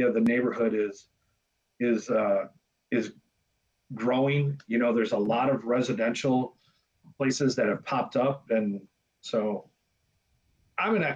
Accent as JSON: {"language": "English", "country": "United States", "tie": "born or raised there", "said": "I grew up on Bellevue and Murray, which is about six blocks away"}